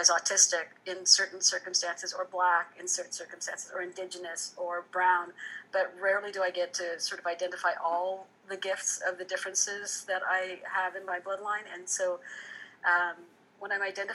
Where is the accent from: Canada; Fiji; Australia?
Fiji; I was born in Fiji